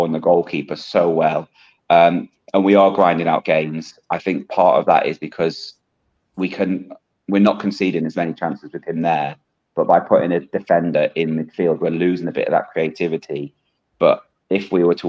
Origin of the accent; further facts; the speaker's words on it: Holmes Chapel, North West England, United Kingdom; I'm from Holmes Chapel, Stockport and Crewe is on my local train line